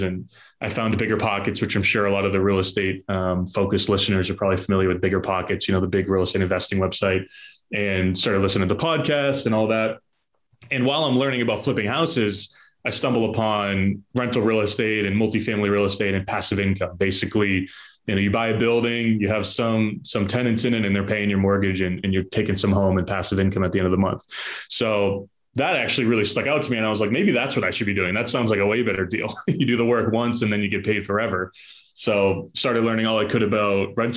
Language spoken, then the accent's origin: English; Southern New Hampshire, United States; moved away as an adult; now in Boston, United States; I was born in Southern New Hampshire, grew up in Southern New Hampshire, went to college in New Hampshire, and then shortly moved to Boston